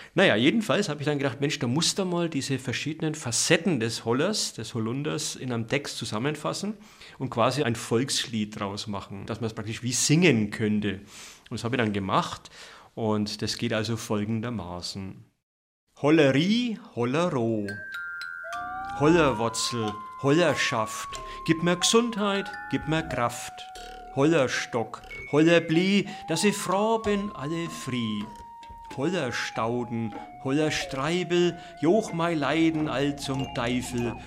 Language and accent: German; Dachsbach, Bavaria, Germany; Als ich geboren wurde im Jahr 1961 auf dem Bauernhof, der frisch gebaut war, also so ein Aussiedlerhof in Dachsbach im Eischgrund